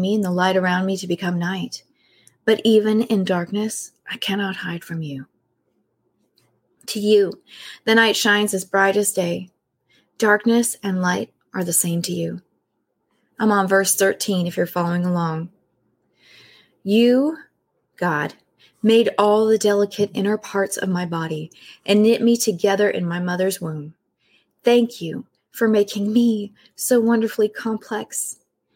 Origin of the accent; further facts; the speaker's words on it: California, United States; I'm from California and staying with my grandmother in the house next to Mary's